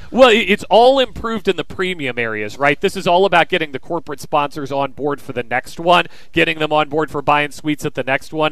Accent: Kansas, United States; moved away as an adult; now in Virginia, United States; I grew up in Kansas. I moved out to Virginia

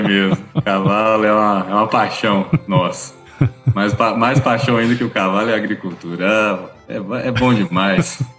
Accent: Belo Horizonte, Minas Gerais, Brazil; also born or lived in Lavras; Eu sou mineiro, sou de Belo Horizonte

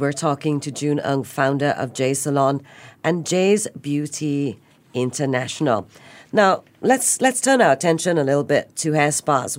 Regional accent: Singapore; being Singaporean

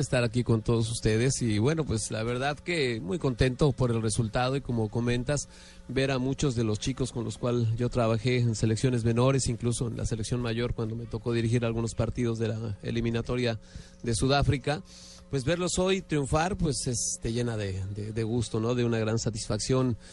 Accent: Mexico; los momentos propios como mexicano

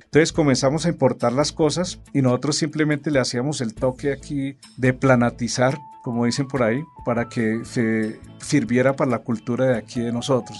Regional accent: Colombia; uno como colombiano, como emprendedor

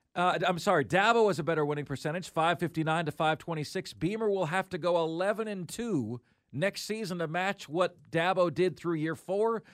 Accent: United States

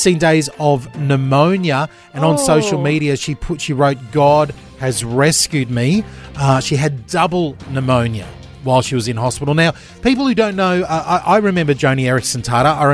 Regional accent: Gold Coast, Queensland, Australia; I grew up on the Gold Coast

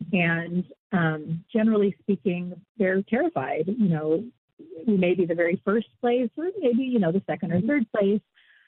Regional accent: Pacific Northwest, United States; born and raised in the Pacific Northwest by my grandmother

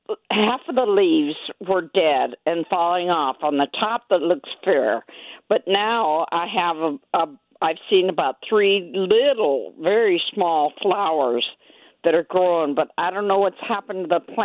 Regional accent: Denver, Colorado, United States; now in St. Louis, United States; I grew up in Denver

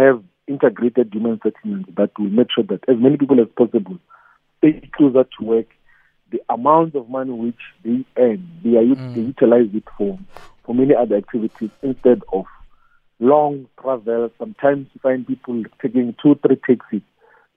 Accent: Malamulele, Limpopo, South Africa; In the area where I grew up in Malamele, Collins Chabanu municipality

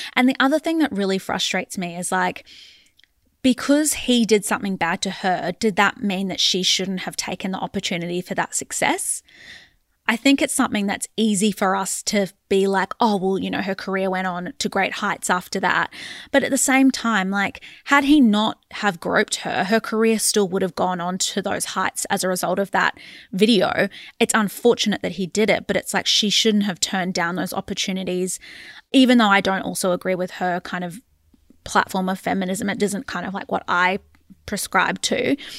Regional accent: Australia; us being the Australian public

